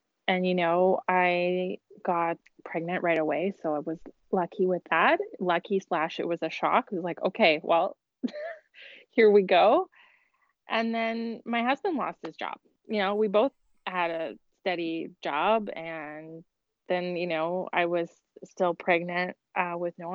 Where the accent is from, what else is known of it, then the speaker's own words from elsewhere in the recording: Ontario, Canada; moved away as an adult; also born or lived in Toronto, Canada / Boston, United States / Miami, United States; now in Quebec City, Canada; I grew up in Ontario